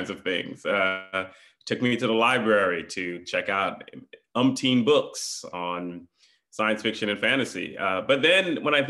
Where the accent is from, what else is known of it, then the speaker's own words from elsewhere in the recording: Houston, Texas, United States; also born or lived in New York / Caribbean; Most of my life was in Houston